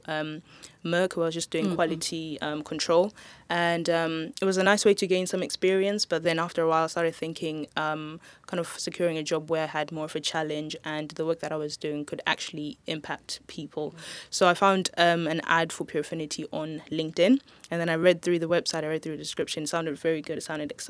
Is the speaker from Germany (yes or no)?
no; Zimbabwe; moved away; also born or lived in Swansea; I'm from Zimbabwe personally